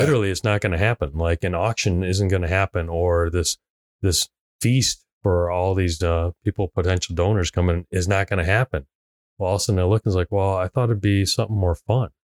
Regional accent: Hong Kong; moved away; I am a direct immigrant. I was born in Hong Kong. I came here on a visa.

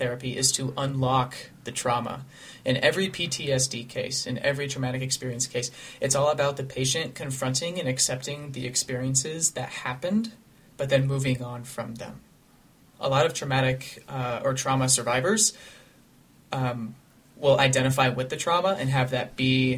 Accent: Colorado, United States; Ethan and I grew up in that district of Columbine High School.

